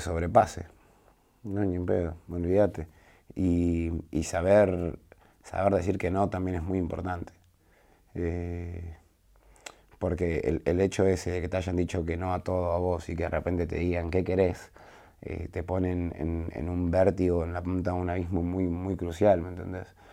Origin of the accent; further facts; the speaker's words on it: Glew, Buenos Aires, Argentina; cuando salí de mi barrio, cuando salí de Los Altos